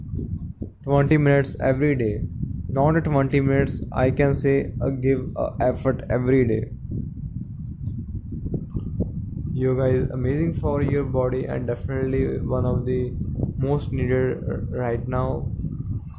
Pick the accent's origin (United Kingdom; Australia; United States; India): India; Definitely I'm Indian, I'm really proud of it